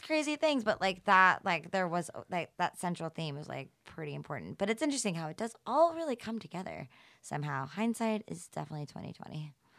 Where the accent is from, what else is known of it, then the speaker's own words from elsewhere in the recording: Atlanta, Georgia, United States; I'm from the South